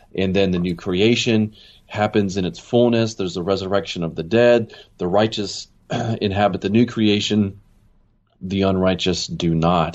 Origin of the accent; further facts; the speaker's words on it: Maryland, United States; moved away as an adult; also born or lived in California / Chicago / Los Angeles; now in Jackson, United States; I grew up in Maryland, and uh, I spent pretty much all the way through high school there